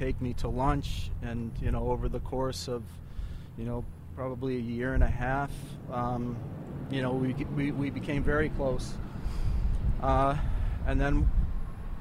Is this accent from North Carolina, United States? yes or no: no; Pavilion, New York, United States; I grew up in Pavilion, New York